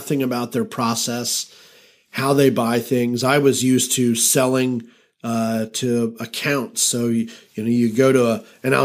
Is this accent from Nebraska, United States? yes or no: no; Atlanta, Georgia, United States; I'm from Atlanta.